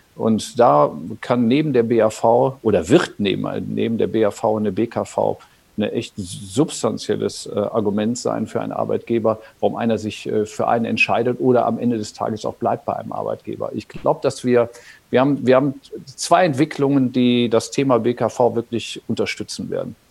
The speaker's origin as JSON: {"language": "German", "region": "North Rhine-Westphalia", "country": "Germany", "tie": "born or raised there", "said": "ich am Niederrhein aufgewachsen bin"}